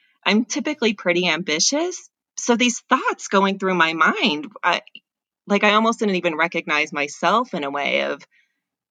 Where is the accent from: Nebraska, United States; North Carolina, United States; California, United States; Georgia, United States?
California, United States; Southern; I grew up in Southern California